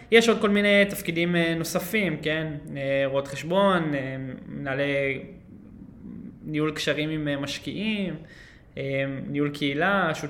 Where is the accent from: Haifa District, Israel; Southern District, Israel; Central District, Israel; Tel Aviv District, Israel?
Tel Aviv District, Israel; Holon; אז חולון, כן, שם, אה, שם גדלתי.